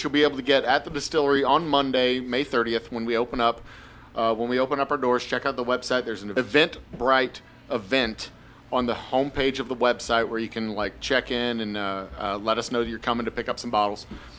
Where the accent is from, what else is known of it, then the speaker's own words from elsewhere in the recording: Humble, Texas, United States; also born or lived in Houston, Texas; I grew up in Humble. We moved here when I was 5, back in 1980. I moved away to Houston to go to school. Got my degree at U of H. Lived in Houston for a while, went back, got my MBA, and finally moved back to Humble